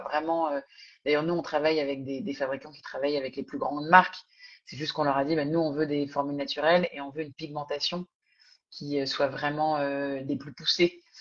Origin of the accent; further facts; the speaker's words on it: France; accent: thick French accent; also born or lived in Singapore; j'avais évidemment mon accent français coupé au couteau